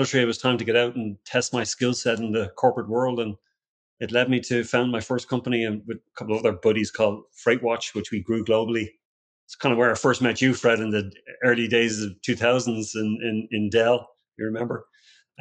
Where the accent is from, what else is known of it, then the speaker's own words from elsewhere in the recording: Ireland; moved away as an adult; now in Austin, United States; I was born and raised in Ireland